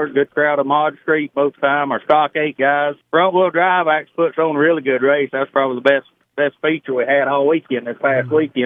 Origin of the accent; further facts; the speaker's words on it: Pine Log, Georgia, United States; we grew up over in Pine Log around Dixie Speedway